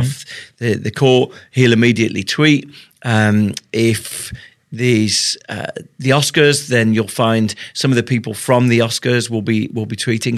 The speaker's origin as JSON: {"language": "English", "country": "United Kingdom", "said": "I'm British."}